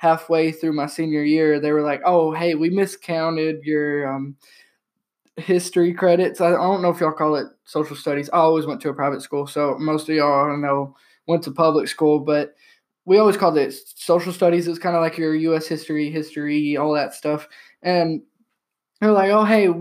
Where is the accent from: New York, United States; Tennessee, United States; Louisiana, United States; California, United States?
Tennessee, United States; I'm from Tennessee